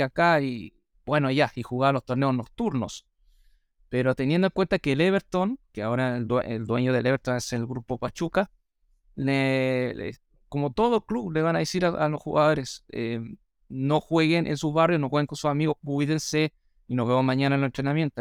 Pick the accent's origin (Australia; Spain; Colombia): Australia; first language English; Spanish is a second language; now in Viña del Mar, Chile; soy australiano, mi primer idioma es el inglés, no el castellano